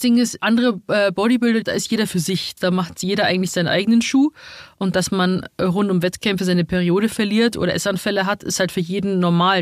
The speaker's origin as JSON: {"language": "German", "town": "Rosenheim", "region": "Bavaria", "country": "Germany", "tie": "born or raised there", "also_born_or_lived": "Munich", "moved": "as an adult", "lives_now": "Berlin, Germany", "said": "ich bin halt in Rosenheim geboren, aufgewachsen und dann bin ich direkt nach München gezogen."}